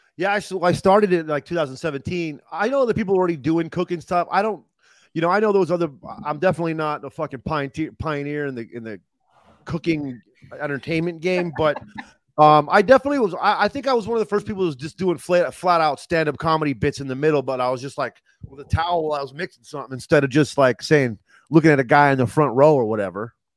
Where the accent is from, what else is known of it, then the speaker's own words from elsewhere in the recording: Los Angeles, California, United States; also born or lived in Ohio; now in Arizona, United States; I'm from Los Angeles